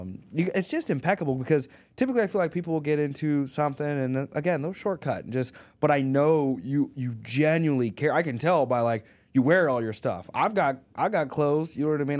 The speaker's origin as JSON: {"language": "English", "region": "Arkansas", "country": "United States", "said": "we're from Arkansas"}